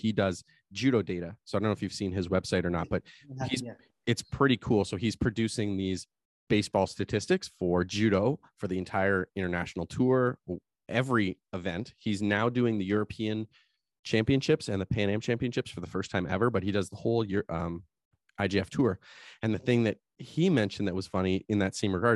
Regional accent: Canada; as Canadian

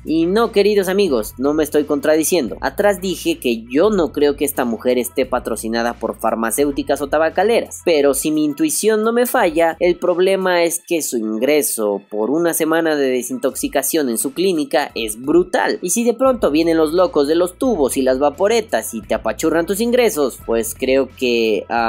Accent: Mexico

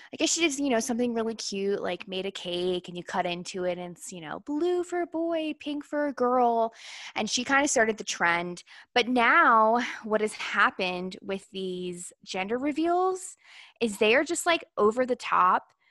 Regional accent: Virginia, United States; I grew up in Virginia. I probably grew up, like, twenty, twenty, twenty-five minutes outside of Washington, D C

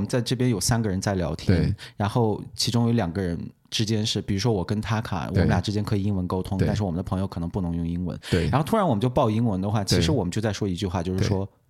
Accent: Xinjiang, China; first language ug; Chinese is a second language; 我们俩的母语都不是汉语，对不是普通话，至少对。然后比如说你从小在家里面其实讲闽南语很多，对，对吧？对。然后像你私下跟你妈打电话，有一半也是闽南语，对，对无缝切换，就咔咔在切。那我就更不用说了，我是说维吾尔语的

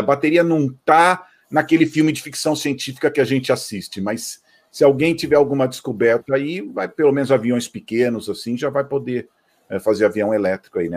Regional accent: Campinas, São Paulo, Brazil; eu sou de Campinas

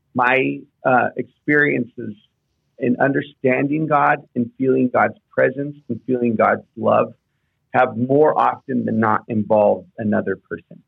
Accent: Houston, Texas, United States; I grew up in Houston

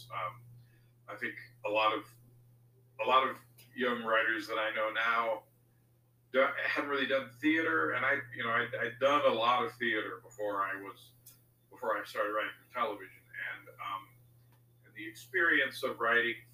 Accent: D.C., District of Columbia, United States; I grew up outside of Washington, D.C.

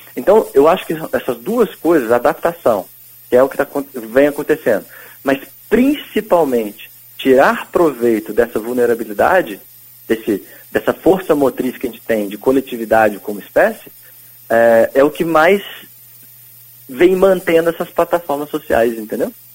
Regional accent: Pouso Alegre, Minas Gerais, Brazil; eu também sou de Pouso tipo, Alegre

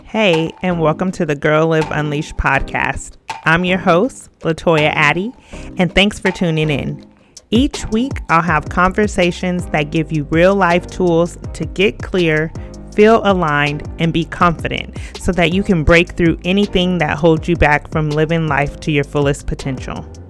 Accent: California, United States; moved away as an adult; now in Georgia, United States; I'm originally from California

